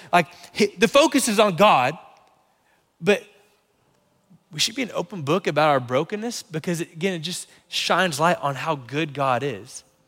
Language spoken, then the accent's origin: English; North Florida, United States; moved away; Lauren and I grew up in North Florida